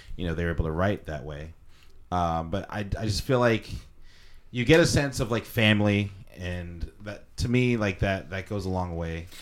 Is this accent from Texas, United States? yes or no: no; Southern California, United States; we are from Southern California